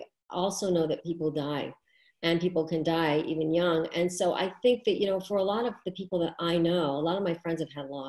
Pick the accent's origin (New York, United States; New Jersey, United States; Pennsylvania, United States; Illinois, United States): New York, United States; New York City; I am from New York City and that's where I live.